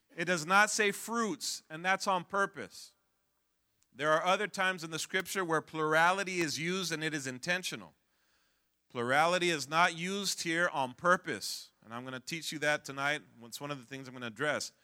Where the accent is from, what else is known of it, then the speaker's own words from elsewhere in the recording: California, United States; I'm from Cali